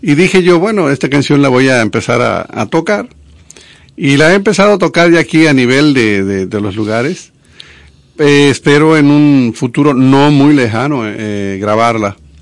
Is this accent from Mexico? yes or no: yes; a town in Veracruz, Mexico; moved away as an adult; also born or lived in Monterrey, Mexico; now in Dominican Republic; allá en, el pueblo de Veracruz donde yo nací.